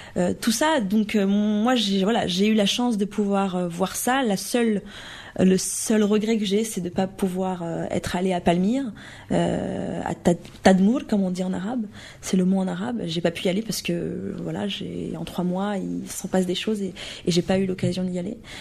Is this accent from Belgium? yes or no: no; Romorantin-Lanthenay, Centre-Val de Loire, France; moved away; j'ai eu la chance de grandir dans, un, dans, la campagne